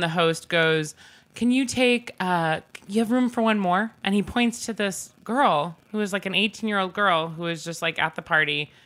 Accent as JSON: {"language": "English", "area": "North Shore of Long Island", "region": "New York", "country": "United States", "tie": "born or raised there", "said": "growing up in the North Shore of Long Island"}